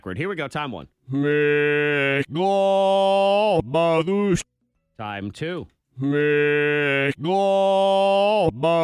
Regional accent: Boston, Massachusetts, United States; I grew up in Boston

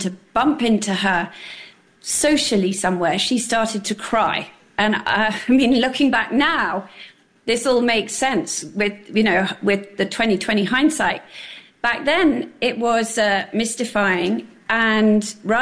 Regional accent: England, United Kingdom; moved away as an adult; now in New York, United States; You can hear from my accent. I grew up in England. I moved here in the late 1990s.

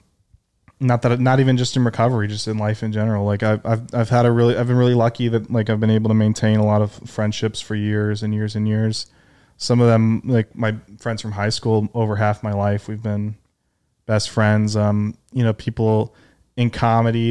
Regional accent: Detroit, Michigan, United States; now in New York, United States; I grew up in Detroit

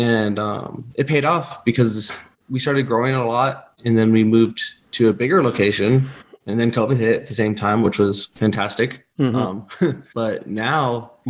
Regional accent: Southern California, United States; moved away; I was born in Northern California, but most of my life I was in Southern California.

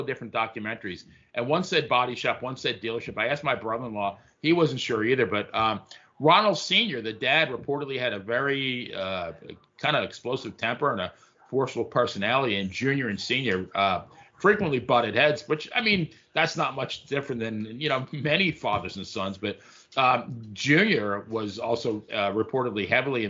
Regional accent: Farmingdale, New York, United States; I grew up in Farmingdale, Long Island

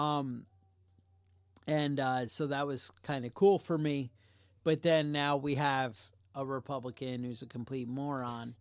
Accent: United States; we're American

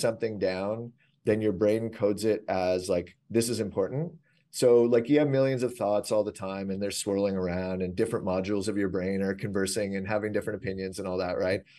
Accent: Canada; I'm Canadian

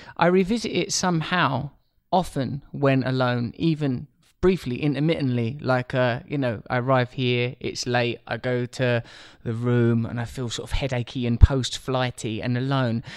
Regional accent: Essex, East of England, United Kingdom; I grew up in a pretty ordinary community, uh, a place called Essex

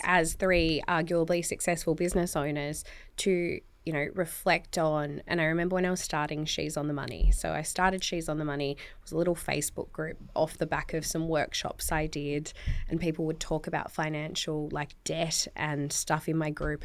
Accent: Tasmania, Australia; I'm from Tasmania. So, like, you could be quite, you know, sheltered coming from Tassie

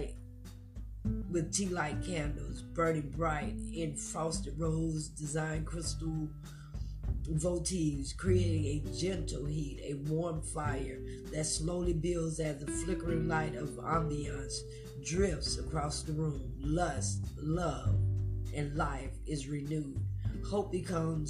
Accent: Myrtle Beach, South Carolina, United States; my hometown of Myrtle Beach

